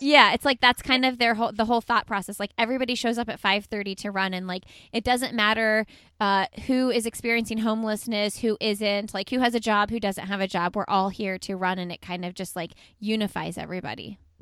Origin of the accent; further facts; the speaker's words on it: Indianapolis, Indiana, United States; I'm from Indianapolis